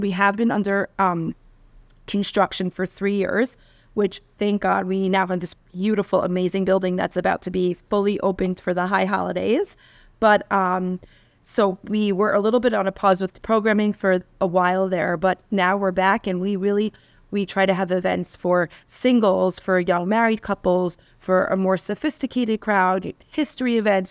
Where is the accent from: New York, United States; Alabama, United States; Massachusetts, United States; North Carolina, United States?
New York, United States; New York City; also born or lived in Washington Heights, New York; So I grew up in Queens in New York